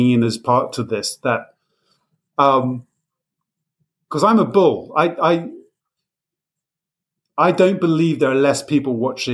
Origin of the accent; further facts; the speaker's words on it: United Kingdom; I'm British